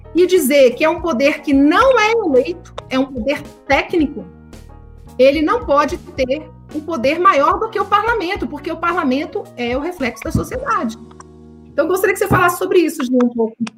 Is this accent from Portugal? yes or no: no; Brasília, Federal District, Brazil; eu sou de Brasília